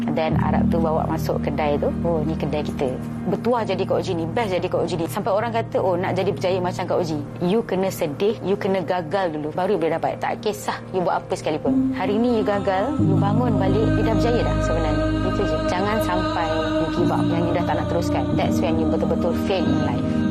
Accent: Kuala Lumpur, Malaysia; Saya berasal daripada Kuala Lumpur

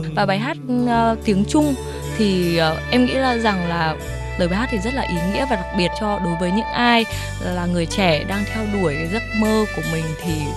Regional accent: Vietnam; moved away as an adult; now in China; em là người Việt Nam

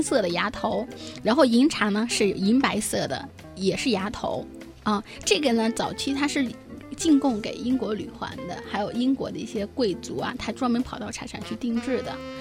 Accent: China; moved away as an adult; also born or lived in Sri Lanka; 我们中国人

